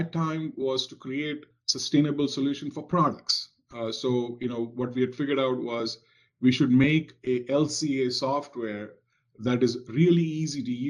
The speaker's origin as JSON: {"language": "English", "country": "India", "tie": "born or raised there", "moved": "as an adult", "lives_now": "Cincinnati, United States", "said": "Growing up in India in the 70s and 80s"}